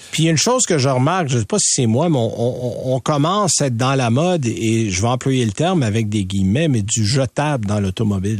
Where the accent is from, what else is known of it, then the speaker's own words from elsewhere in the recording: Quebec, Canada; chez nous au Québec